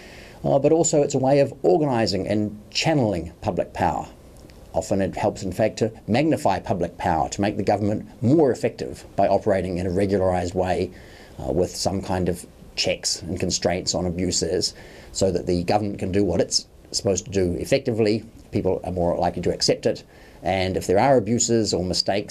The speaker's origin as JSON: {"language": "English", "country": "New Zealand", "also_born_or_lived": "Oxford, United Kingdom", "moved": "as an adult", "lives_now": "New York City, United States", "said": "I'm from New Zealand, spent a long time teaching and studying in Oxford University, and then I've been based at New York University for more than 10 years"}